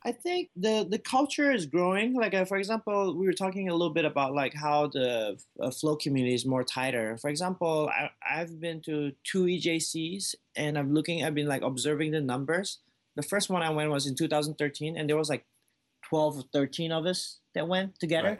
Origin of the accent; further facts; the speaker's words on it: Malaysia; moved away as an adult; now in United States; I was born in Malaysia before I came here, up until I was twenty-one years old.